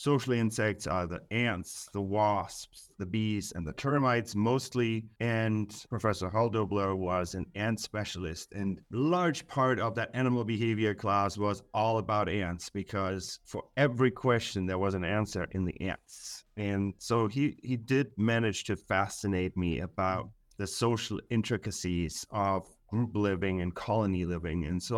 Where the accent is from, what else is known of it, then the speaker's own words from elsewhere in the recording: Germany; Yeah, so I grew up in Germany, and my father was a biologist